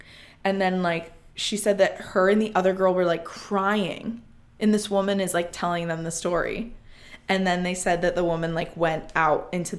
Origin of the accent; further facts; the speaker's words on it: Midwest, United States; But yeah, we say Lemon because we're from the Midwest and we're annoying.